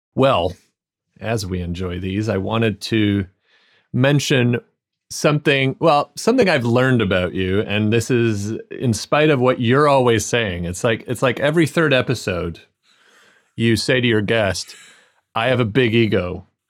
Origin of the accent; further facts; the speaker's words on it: Arizona, United States; also born or lived in Scottish Borders; now in Scotland, United Kingdom; I grew up in Arizona